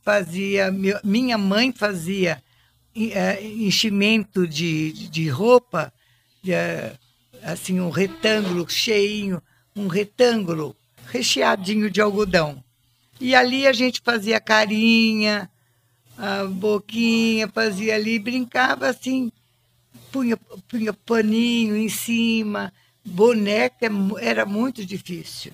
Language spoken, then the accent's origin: Portuguese; Monte Alto, São Paulo, Brazil; dali desse lugar onde, onde eu nasci, aí nós fomos morar junto com a minha avó na rua Nhonhô Livramento